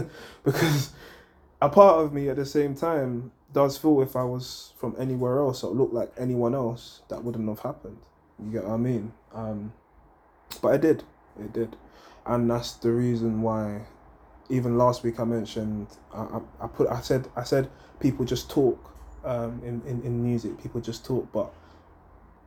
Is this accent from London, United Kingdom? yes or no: yes; London, United Kingdom; also born or lived in Hackney, London; where I grew up, I was born in Hackney, but a lot of my time was spent in Edmonton, because my mum was basically dropping us to school in Edmonton